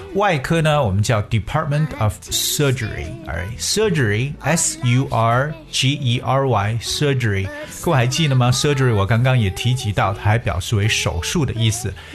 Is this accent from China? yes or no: yes; China; 我们中国人都特别喜欢的一个